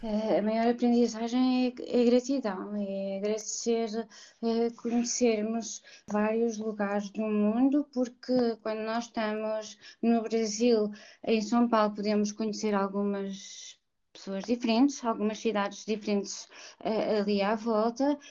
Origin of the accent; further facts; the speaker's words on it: Portugal; moved away as an adult; also born or lived in Mozambique; Eu nasci fora de Portugal, eu esqueci de mencionar isso no início, mas eu também não me lembro, porque eu cheguei com 3 anos a Portugal, eu uhum. nasci em Moçambique.